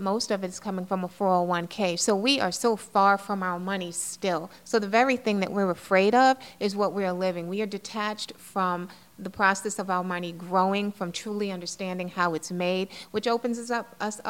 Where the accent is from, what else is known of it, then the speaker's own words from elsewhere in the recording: New York City, New York, United States; I grew up in the Bronx, you know, in a building in the South Bronx